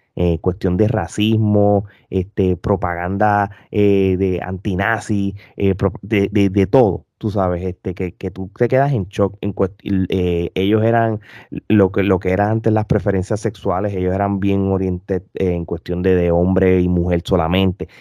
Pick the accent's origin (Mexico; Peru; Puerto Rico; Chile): Puerto Rico; moved away as an adult; now in United States; cuando yo me mudé para acá, hace muchos años, eh, casi más de 10 años atrás, pues hubo momentos de que tú como siendo puertorriqueño